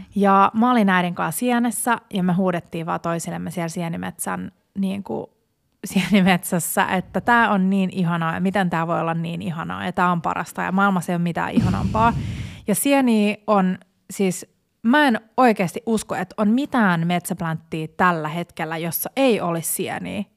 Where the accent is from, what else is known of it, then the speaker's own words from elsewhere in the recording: Porvoo, Uusimaa, Finland; moved away; mun vanhan kotikaupunkini Porvoon